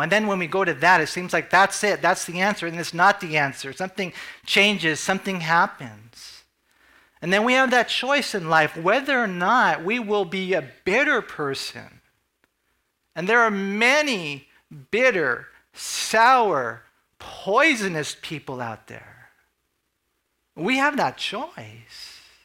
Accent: United States; as American Christians

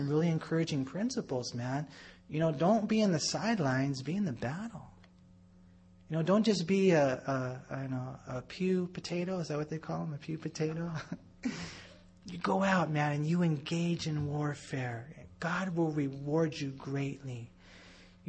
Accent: United States; we're American Christians

